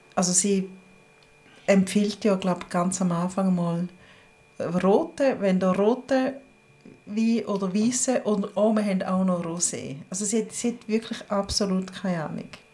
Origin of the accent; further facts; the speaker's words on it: St. Gallen, Switzerland; now in Bern, Switzerland; wir St. Gallerinnen in Bern